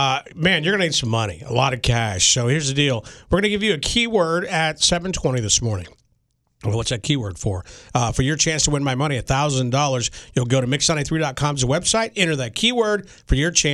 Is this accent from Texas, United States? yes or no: yes; Dallas, Texas, United States; When I was growing up in Dallas